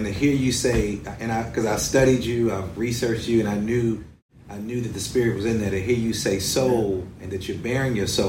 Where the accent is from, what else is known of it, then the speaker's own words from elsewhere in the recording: Cleveland, Ohio, United States; born there; Well, being born in Cleveland, brother, I'm from the Shy.